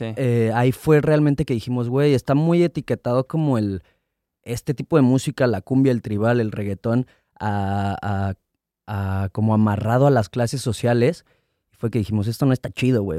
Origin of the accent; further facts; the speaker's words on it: Mexico City, Mexico; Yo nací en Ciudad de México, a los dos años me fui a vivir a Estado de México, de los dos hasta los diez años más o menos. Llegué a Ciudad de México, regresé a Ciudad de México.